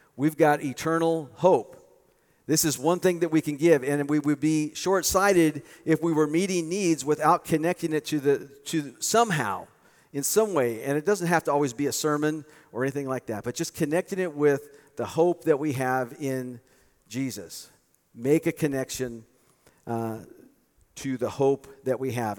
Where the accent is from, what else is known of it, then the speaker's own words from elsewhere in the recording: United States; I was born in the United States